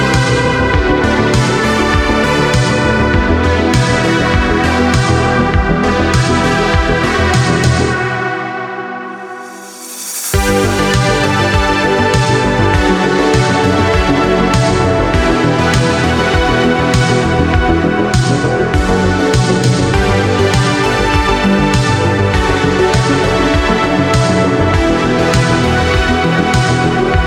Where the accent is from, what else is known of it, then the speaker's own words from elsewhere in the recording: United States; moved away as an adult; also born or lived in New York; now in Los Angeles, United States; I'm in Los Angeles, and I'm originally from the East Coast. So I started as a Boston filmmaker